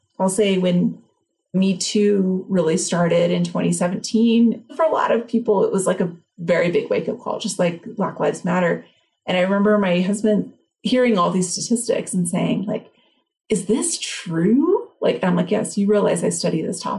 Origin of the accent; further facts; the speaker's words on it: Los Angeles, California, United States; I grew up single mom, like on welfare in East LA.